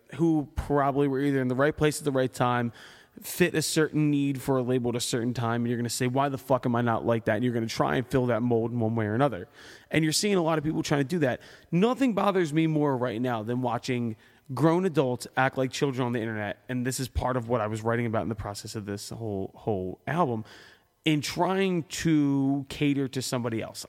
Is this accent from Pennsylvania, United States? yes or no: yes; Philadelphia, Pennsylvania, United States